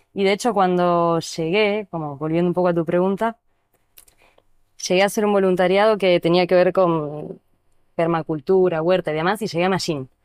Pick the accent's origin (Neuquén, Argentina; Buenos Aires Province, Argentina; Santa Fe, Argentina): Neuquén, Argentina; also born or lived in La Plata / Buenos Aires; now in El Bolsón, Argentina; crecí en Neuquén, viví unos años en La Plata, conocí la biodanza, estudié en Buenos Aires